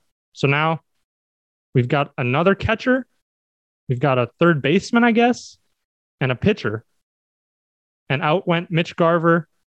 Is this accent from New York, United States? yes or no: no; Minnesota, United States; I'm originally from Minnesota.